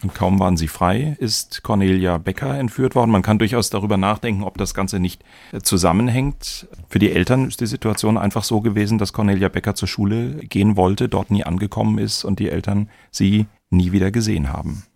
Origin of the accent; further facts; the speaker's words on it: Darmstadt, Hesse, Germany; In meiner Jugend in Darmstadt